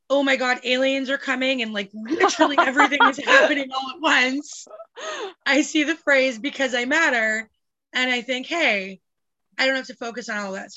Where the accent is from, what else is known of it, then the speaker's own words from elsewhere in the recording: Calgary, Alberta, Canada; I grew up in Calgary and I lived across the street exactly from CFB Calgary